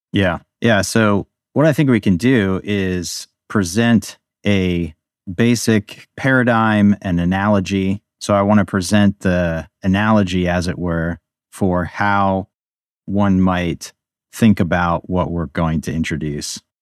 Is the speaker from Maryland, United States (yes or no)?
yes; Baltimore, Maryland, United States; also born or lived in Budapest, Hungary; now in Pennsylvania, United States; I grew up in the Baltimore area, although now I'm living in middle Pennsylvania